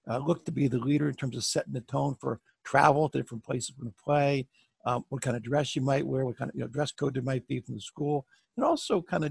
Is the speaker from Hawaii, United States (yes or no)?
no; Bethesda, Maryland, United States; I'm from Bethesda, Maryland